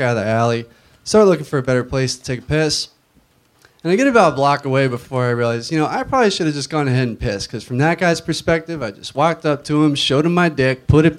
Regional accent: Florida, United States

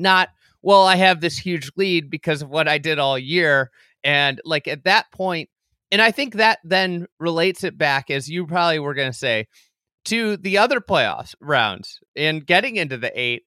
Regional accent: Midwest, United States; as a Midwesterner

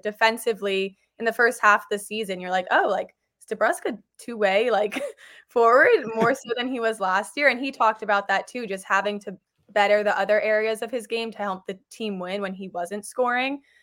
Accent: New York, United States; I grew up in New York

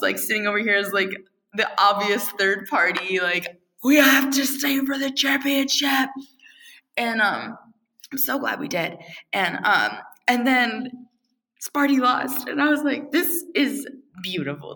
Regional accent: Virginia, United States; I am from Virginia

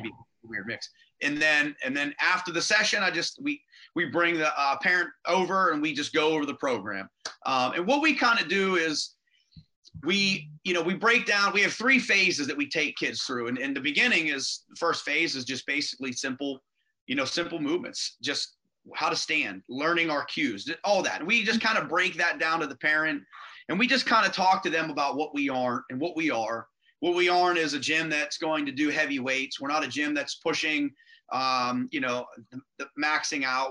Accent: Rochester, Pennsylvania, United States; where I grew up in Rochester, which is the other side of the river from Beaver.

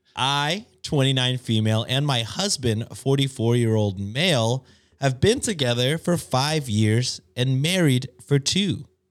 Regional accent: United States; as an American

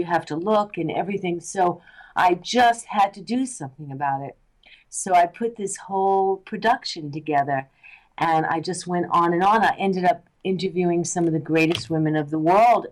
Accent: New York, United States; now in Los Angeles, United States; I'm from New York. I started out as an actress. I still act. I came

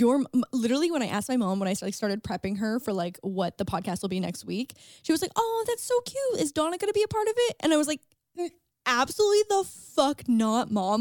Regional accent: St. Catharines, Ontario, Canada; moved away; Saint Catharines, my hometown

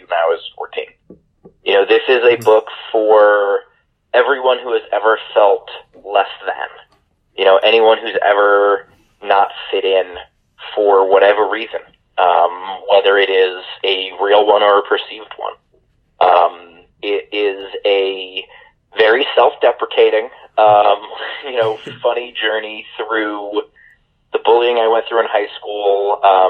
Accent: New York City, New York, United States; I grew up fairly sheltered, which is a weird thing to say about growing up in New York City

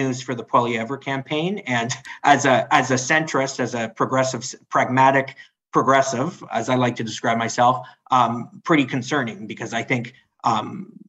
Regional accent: London, Ontario, Canada; moved away as an adult; now in Toronto, Canada; I live in Toronto. I've lived in Toronto for over a decade, but I'm from London, Ontario

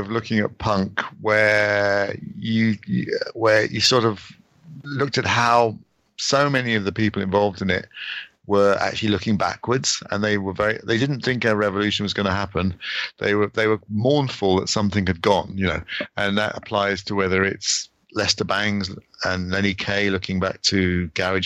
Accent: United Kingdom; being British

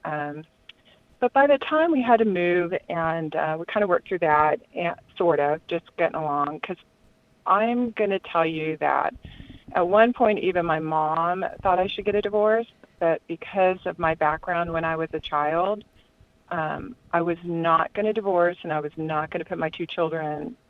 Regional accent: Southern California, United States; moved away as an adult; I'm from Southern California

